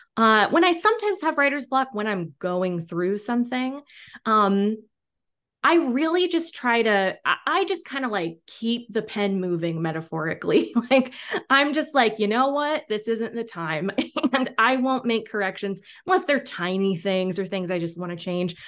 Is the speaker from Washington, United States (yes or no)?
yes; Washington, United States; also born or lived in New York; now in Los Angeles, United States; I grew up in Washington State and live in L A now